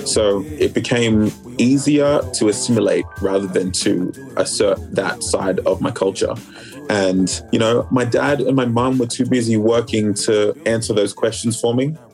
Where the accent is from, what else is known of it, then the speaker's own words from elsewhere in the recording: Sydney, New South Wales, Australia; also born or lived in Melbourne, Australia; I was the only one of my siblings who was born here. But we quickly moved to Sydney when I was like three, and that was where I grew up for a major portion of my life till I was, I don't know, maybe like 20, 24, 25